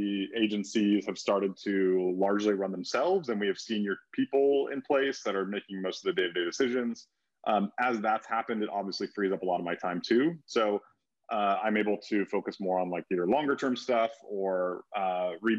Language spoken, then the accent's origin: English; California, United States; moved away as an adult; also born or lived in Denver, United States; now in Oahu, United States; I grew up in California and then lived in Denver for a few years.